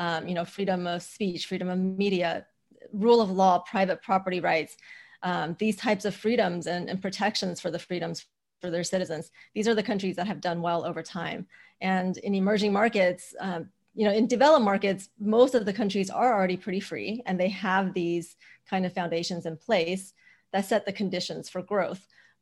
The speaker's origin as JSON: {"language": "English", "country": "China", "tie": "born or raised there", "also_born_or_lived": "United States", "said": "I grew up in China and the US, and so I split my childhood between two very different countries when it comes to freedom levels."}